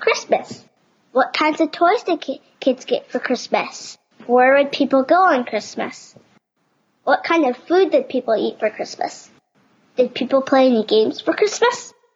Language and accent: English; Virginia, United States; I'm six and I'm from Virginia.